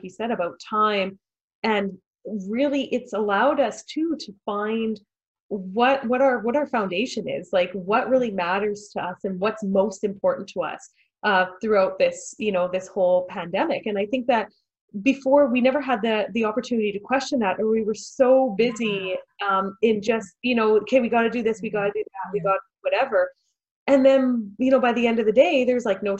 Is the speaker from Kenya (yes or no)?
no; Manitoba, Canada; I'm from Manitoba, And I ended up in the backcountry of Manitoba.